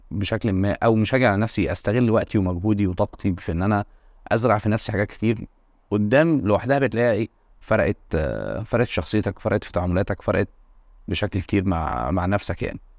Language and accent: Arabic; Monufia Governorate, Egypt; عشان اسكن في في الشقه كنت انا في من المنوفيه آه. والشغل كان في مدينه نصر